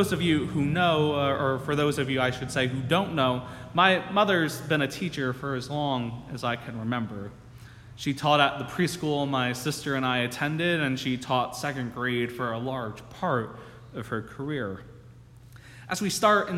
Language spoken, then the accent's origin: English; New Jersey, United States; also born or lived in Michigan; my home state of New Jersey